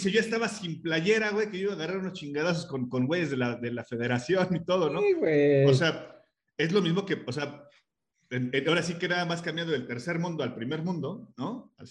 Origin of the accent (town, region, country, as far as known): Mexico